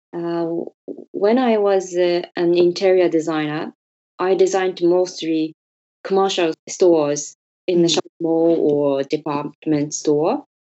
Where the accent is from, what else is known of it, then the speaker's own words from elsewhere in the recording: Hyogo, Japan; English is a second language; moved away as an adult; also born or lived in London, United Kingdom; now in Tokyo, Japan; I was born in Hyogo near Osaka. I studied interior design in Tokyo, so I moved to Tokyo.